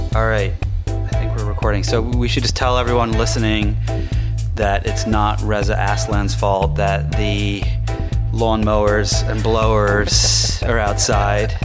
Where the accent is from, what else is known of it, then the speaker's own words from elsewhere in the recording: the north of England, United Kingdom; I grew up, um, I grew up in England, uh, in the north of England